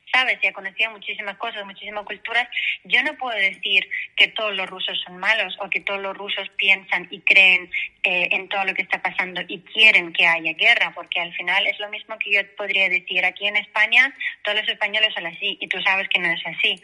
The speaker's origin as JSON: {"language": "Spanish", "country": "Belarus", "tie": "born or raised there", "also_born_or_lived": "Poland / Valencia, Spain", "second_language": "Spanish", "moved": "as an adult", "lives_now": "Spain", "said": "yo nací en la Unión Soviética cuando todavía existía. El país Mm, donde yo nací, que es ahora mismo República de Bielorrusia"}